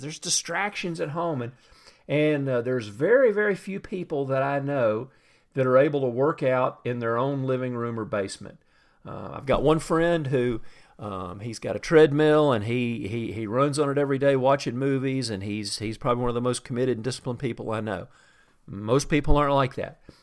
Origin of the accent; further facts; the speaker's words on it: the South, United States; I grew up in the South, and I grew up drinking sweet tea